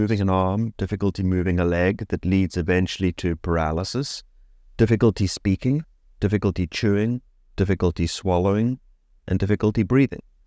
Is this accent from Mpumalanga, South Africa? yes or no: no; Cape Town, Western Cape, South Africa; moved away as an adult; also born or lived in Oxford; now in South Florida, United States; I grew up in Cape Town, South Africa, which is where I went to medical school